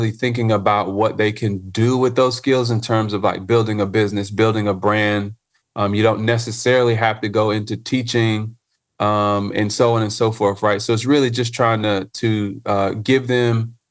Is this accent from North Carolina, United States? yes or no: yes; Charlotte, North Carolina, United States; I'm a native Charlottean, right? So I grew up right here in Charlotte, North Carolina